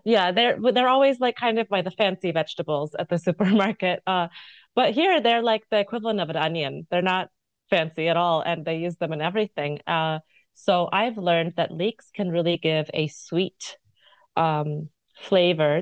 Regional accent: United States; moved away as an adult; also born or lived in India (mother's origin); now in Occitanie, France; as an American

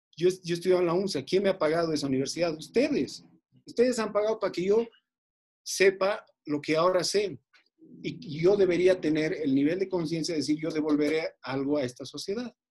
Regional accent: Bolivia; Soy un boliviano amante de esta tierra, no me voy a ir nunca de este país

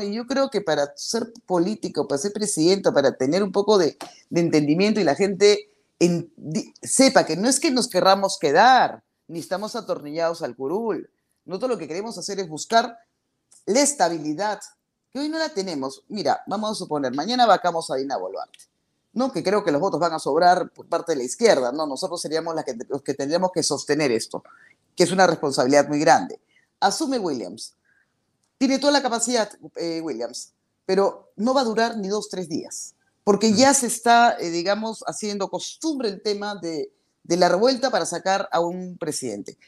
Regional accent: Peru; mi país

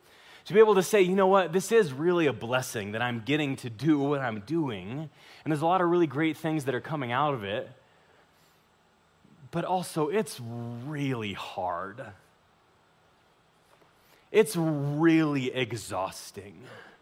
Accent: Pueblo, Colorado, United States; I can tell you from experience, because I'm from Pueblo, and all of my family's like, hey, listen, as soon as you're gone, I'm gone too.

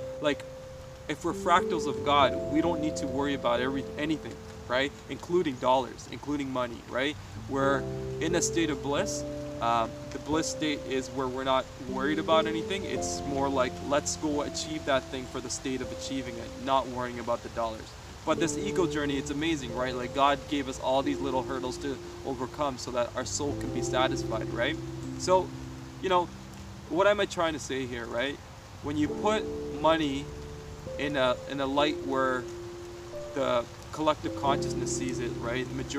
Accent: Sri Lanka; moved away; For some reason, like where I came from, like I came from Sri Lanka, and in Sri Lanka, you know, we always had land.

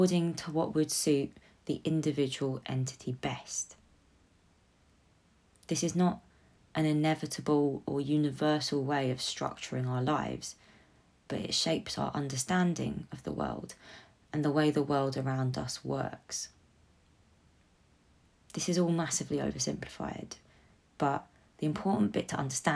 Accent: London, United Kingdom; I am a Londoner

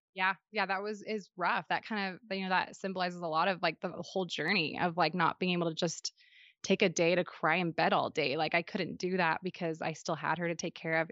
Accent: Western Washington, United States; now in Utah, United States; I grew up in Western Washington

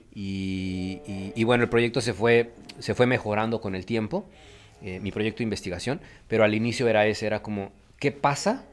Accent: Mexico City, Mexico; moved away as an adult; now in Tijuana, Mexico; soy de la Ciudad de México, nacido allá. Este, estuve, pues crecí la mayor parte de mi vida allá y me mudé junto con mi esposa en el 2012 aquí a, Tijuana.

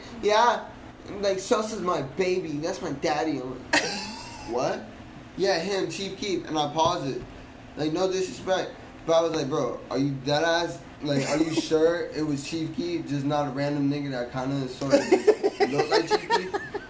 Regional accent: Miami, Florida, United States; Yeah, I'm from Miami.

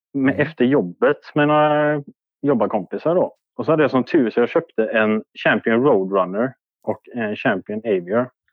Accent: Orust, Västra Götaland, Sweden; Jag är från Orust.

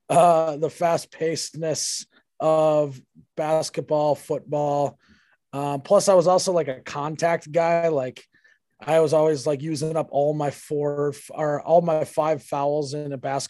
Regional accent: Fargo, North Dakota, United States; also born or lived in Detroit Lakes, Minnesota / Moorhead, Minnesota; I grew up in Fargo, North Dakota.

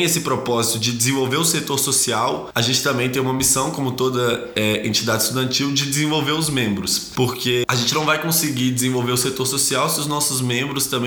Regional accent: Minas Gerais, Brazil; moved away as an adult; now in São Paulo, Brazil; Não sou aqui de São Paulo, eu vim de Minas Gerais ano passado para estudar economia na USP.

